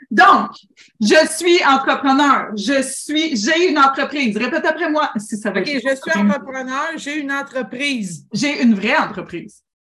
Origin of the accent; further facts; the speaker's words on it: Drummondville, Quebec, Canada; je viens de Drummondville.